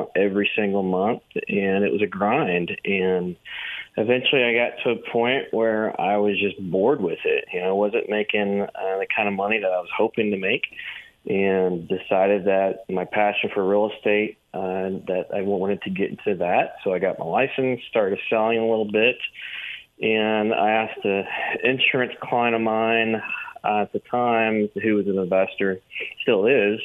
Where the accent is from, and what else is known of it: Tyler, Texas, United States; born or raised there; also born or lived in Dallas, Texas